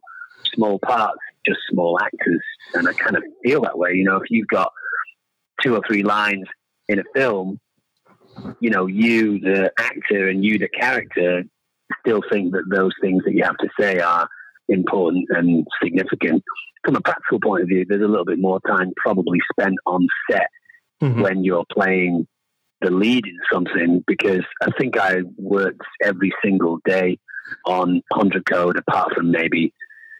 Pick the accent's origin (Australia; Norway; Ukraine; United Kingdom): United Kingdom; England; moved away as an adult; now in Los Angeles, United States; I moved away from England to Los Angeles when I was 23 or 24, just to see what that city was like. But obviously, I identify with being English